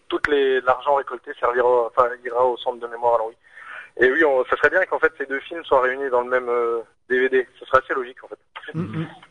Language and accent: French; Longwy, Grand Est, France; je suis né à Longwy, enfin à juste à côté